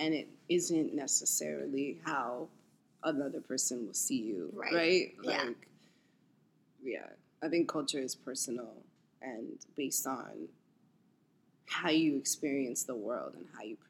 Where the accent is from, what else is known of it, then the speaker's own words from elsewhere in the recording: New York City, New York, United States; I'm New York City born and raised. I'm from Manhattan. I grew up uptown.